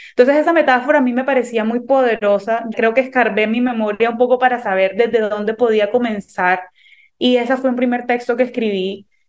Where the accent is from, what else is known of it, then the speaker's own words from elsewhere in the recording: Cartagena, Bolívar, Colombia; moved away as an adult; now in New York, United States; yo soy cartagenera, nacida y criada en Cartagena